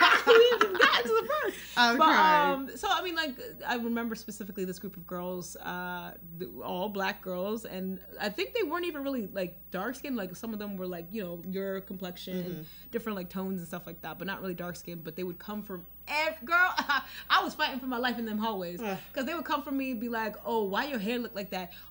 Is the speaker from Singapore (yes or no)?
no; Nigeria; I'm Nigerian